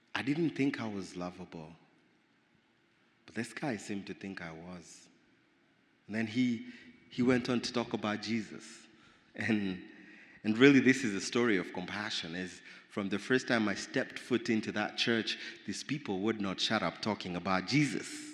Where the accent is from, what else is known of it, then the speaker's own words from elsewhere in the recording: Nairobi, Kenya; I grew up in Nairobi, Kenya